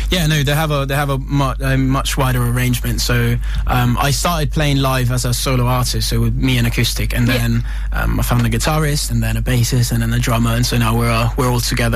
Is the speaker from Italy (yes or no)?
yes; Italy; moved away as an adult; also born or lived in United States; now in London, United Kingdom; I was born and raised in Italy